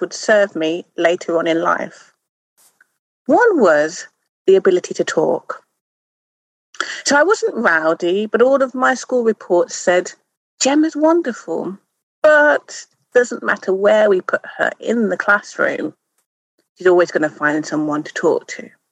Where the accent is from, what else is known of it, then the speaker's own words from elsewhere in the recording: Wolverhampton, West Midlands, United Kingdom; moved away; I grew up in the Midlands town. It was a town then, it's now a city of Wolverhampton